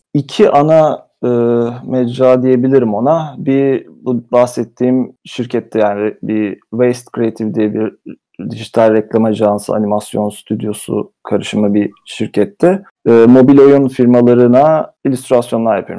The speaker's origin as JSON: {"language": "Turkish", "region": "Istanbul", "country": "Turkey", "tie": "born or raised there", "also_born_or_lived": "England", "moved": "as an adult", "lives_now": "United Kingdom", "said": "İstanbul'da doğdum büyüdüm. 30 sene orada yaşadım"}